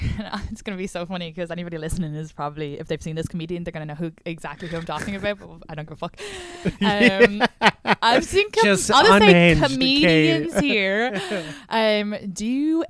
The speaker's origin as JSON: {"language": "English", "country": "Ireland", "accent": "slightly country, slightly Dublin", "moved": "as an adult", "lives_now": "New York, United States", "said": "I'm never gonna not be from Ireland."}